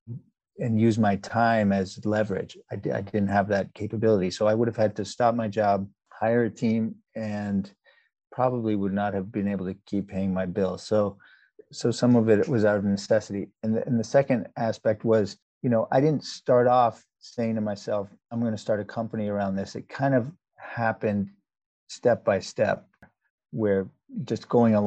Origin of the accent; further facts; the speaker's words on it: New York area, United States; moved away as an adult; also born or lived in South Africa / Canada; now in Boston, United States; I spent most of my childhood growing up in the New York area and stayed in the Northeast, and I'm now in the Boston area